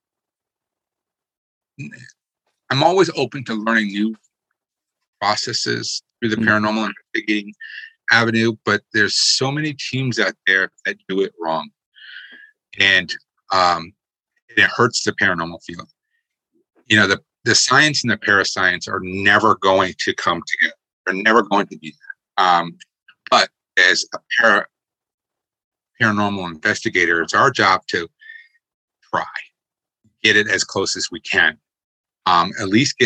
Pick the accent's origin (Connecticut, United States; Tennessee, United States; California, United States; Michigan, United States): Connecticut, United States; moved away as an adult; also born or lived in Virginia / Newport, Rhode Island; I grew up in Connecticut and left for 3 decades and then came back.